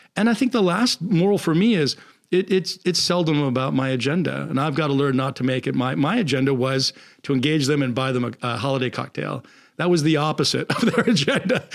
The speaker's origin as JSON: {"language": "English", "country": "United States", "said": "I'm from the States"}